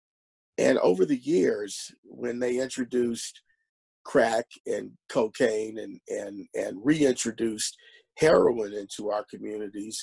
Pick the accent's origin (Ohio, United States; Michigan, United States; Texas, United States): Ohio, United States; Cleveland; moved away as an adult; now in Oregon, United States; originally I'm from Cleveland, Ohio. I'm from the Midwest. And when I was growing up in the 60s and 70s